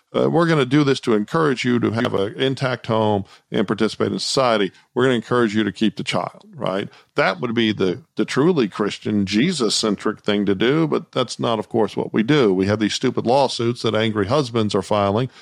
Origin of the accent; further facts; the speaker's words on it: Austin, Texas, United States; now in Houston, United States; I grew up in Austin